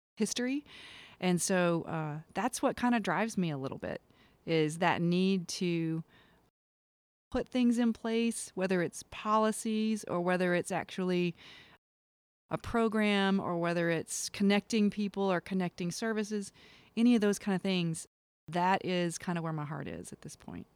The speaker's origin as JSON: {"language": "English", "town": "Kinston", "region": "North Carolina", "country": "United States", "tie": "born or raised there", "said": "I was born and raised in a place called Kinston, North Carolina"}